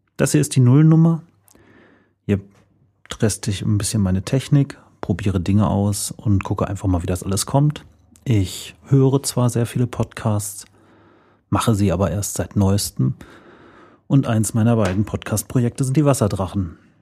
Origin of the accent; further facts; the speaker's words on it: Sauerland, North Rhine-Westphalia, Germany; now in Paderborn, Germany; ich komme aus dem Sauerland